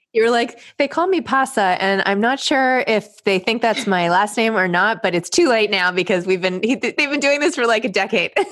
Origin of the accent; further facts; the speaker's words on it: New York, United States; I grew up in New York